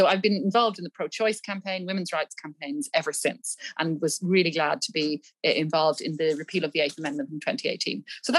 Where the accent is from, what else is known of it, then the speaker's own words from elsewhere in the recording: Dublin, Leinster, Ireland; So, I grew up in Dublin, but in fact, we moved around quite a lot until I was 14. So after that, we've been in Dublin.